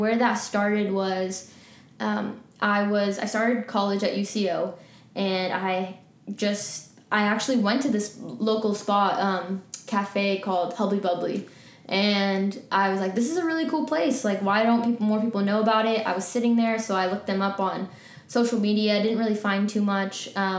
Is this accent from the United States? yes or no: yes; New York, United States; also born or lived in Lahore, Pakistan; So long story short, I was born in New York, and I lived quite a few places. Spent a lot of my childhood in New York. I lived in Pakistan for almost 2 years in Lahore